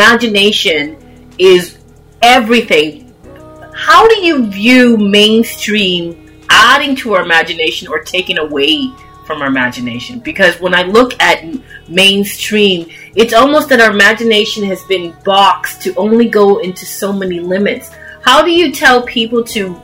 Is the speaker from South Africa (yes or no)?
no; Canada; I was born and raised in Canada